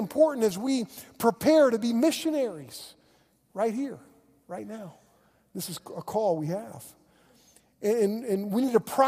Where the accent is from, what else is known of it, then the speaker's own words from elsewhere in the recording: Oklahoma, United States; I'm a pastor from Oklahoma